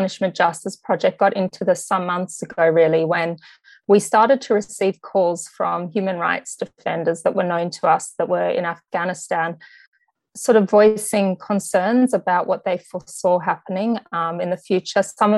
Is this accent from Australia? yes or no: yes; Sydney, New South Wales, Australia; moved away as an adult; also born or lived in New York / London; I grew up on the North Shore in Sydney